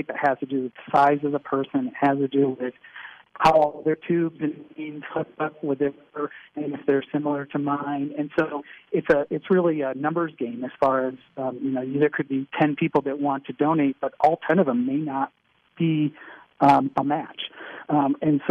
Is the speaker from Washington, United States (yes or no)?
no; Michigan, United States; moved away; I'm from Michigan originally